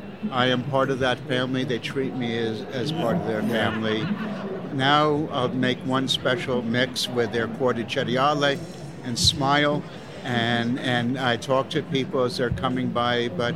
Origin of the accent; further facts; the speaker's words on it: Chicago, Illinois, United States; I'm a straniero, a foreigner. I'm from Chicago, and I'm going to make a Neapolitan pizza for you.